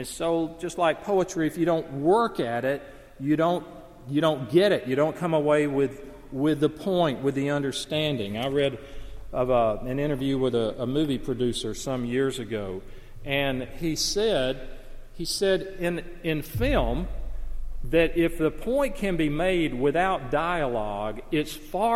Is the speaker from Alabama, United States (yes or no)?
yes; Alabama, United States; I grew up in the Deep South in small Alabama town